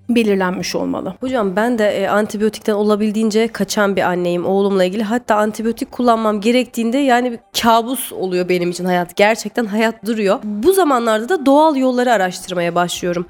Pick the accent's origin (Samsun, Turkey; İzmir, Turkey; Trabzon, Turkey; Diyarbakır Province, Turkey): Samsun, Turkey; also born or lived in Istanbul; Ben doğma büyüme Samsunluyum